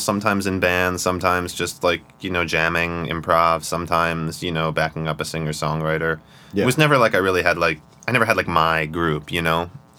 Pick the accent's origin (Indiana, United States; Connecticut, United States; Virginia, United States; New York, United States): New York, United States; upstate; also born or lived in Brooklyn, New York; We moved upstate when I was 4